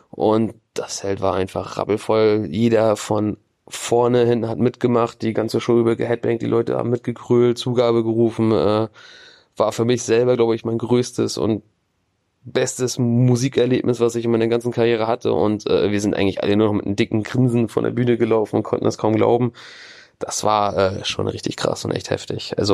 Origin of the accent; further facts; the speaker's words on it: Schwerin, Mecklenburg-Vorpommern, Germany; Wir kommen aus Dresden, beziehungsweise ich selber als einziger aus Schwerin in Mecklenburg.